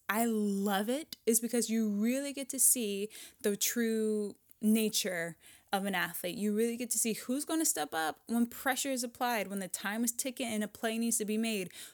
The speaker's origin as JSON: {"language": "English", "region": "Washington", "country": "United States", "tie": "born or raised there", "said": "I'm still in my hometown, in my home state"}